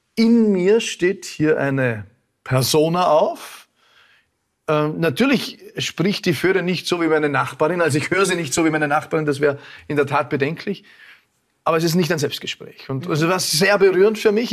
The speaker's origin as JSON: {"language": "German", "region": "Vorarlberg", "country": "Austria", "said": "als Vorarlberger auch"}